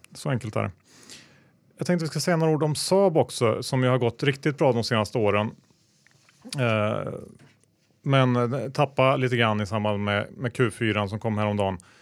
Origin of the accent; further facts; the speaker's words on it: Sweden; som svensk